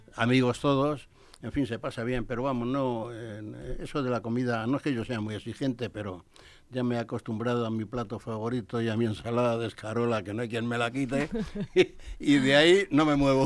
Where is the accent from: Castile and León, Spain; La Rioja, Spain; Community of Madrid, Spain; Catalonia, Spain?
Community of Madrid, Spain; Madrid; haber nacido en Carabanchel, eso sí que es, un, honor, ¿eh? de los más grandes, y además cuando era pueblo